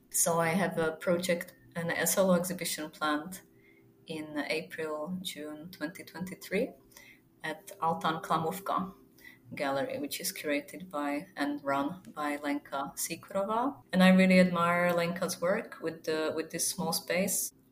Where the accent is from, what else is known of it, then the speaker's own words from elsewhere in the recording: Zlín, Zlín Region, Czechia; English is a second language; I would really like to exhibit in my hometown, Zlin, which is in the eastern part of the country